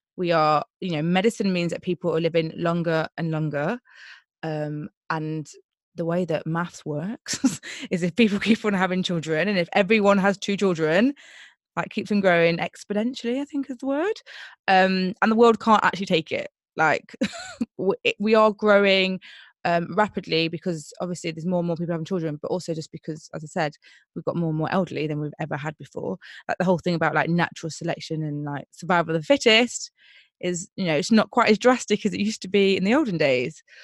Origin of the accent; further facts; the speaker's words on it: Nottingham, East Midlands, United Kingdom; I'm from Nottingham